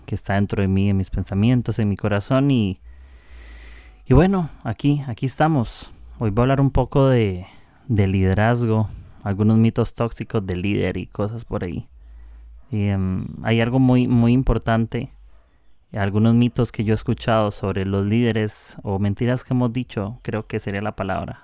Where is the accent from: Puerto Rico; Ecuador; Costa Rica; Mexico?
Costa Rica; soy de Costa Rica